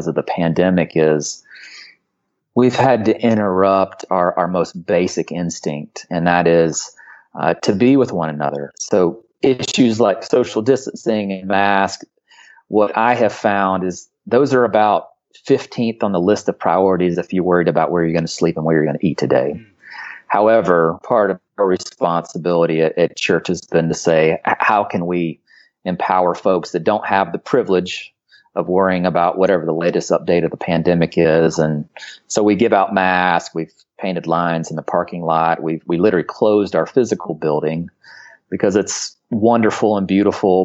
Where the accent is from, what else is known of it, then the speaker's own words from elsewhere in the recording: Charlotte, North Carolina, United States; now in Asheville, United States; I grew up in Charlotte